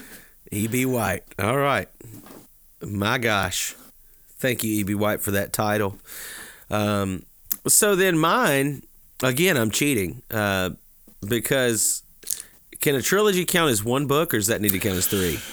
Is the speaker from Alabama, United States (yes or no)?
yes; Alabama, United States; also born or lived in Natchez, Mississippi / Mobile, Alabama; now in Georgia, United States; I was born in Mississippi and raised in Alabama and live in Georgia